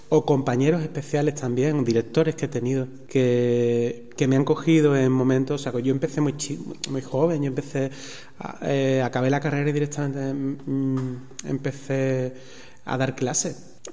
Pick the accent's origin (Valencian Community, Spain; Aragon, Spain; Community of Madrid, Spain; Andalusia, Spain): Andalusia, Spain; Seville; now in Extremadura, Spain; estoy en Extremadura, que, que soy sevillano.